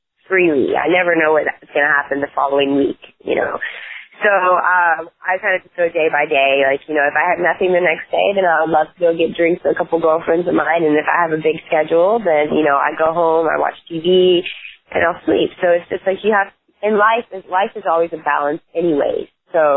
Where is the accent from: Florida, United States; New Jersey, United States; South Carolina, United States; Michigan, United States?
South Carolina, United States; North Myrtle Beach; I am from North Myrtle Beach, by the way, which is a lot more classier. Myrtle Beach was our rivals in school